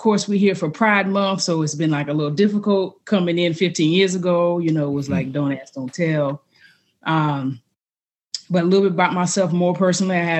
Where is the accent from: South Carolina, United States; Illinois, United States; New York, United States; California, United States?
South Carolina, United States; also born or lived in Langley, Virginia; now in Arizona, United States; Originally, South Carolina. Small town, something where Shaw Air Force Base is